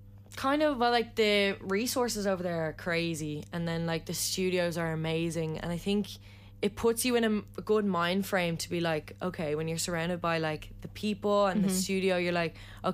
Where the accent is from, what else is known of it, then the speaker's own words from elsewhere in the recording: Ireland; Nothing better, about being Irish.